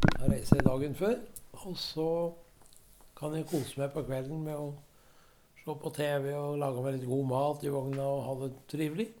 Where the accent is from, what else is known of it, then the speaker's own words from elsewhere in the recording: Rendalen, Innlandet, Norway; jeg har hatt hytte der i flere år på hjemplassen min. Jeg er jo fra Østerdalen.